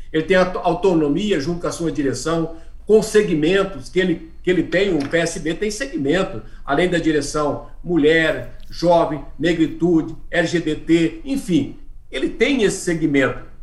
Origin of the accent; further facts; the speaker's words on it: Brazil; nós brasileiros